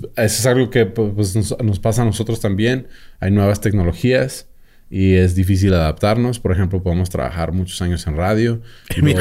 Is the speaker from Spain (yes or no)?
no; Mexico; como mexicano